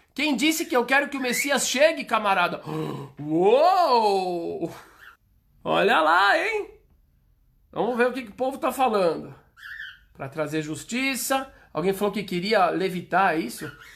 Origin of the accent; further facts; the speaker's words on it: Brazil; Se eu sou brasileiro, graças a Deus eu sou brasileiro.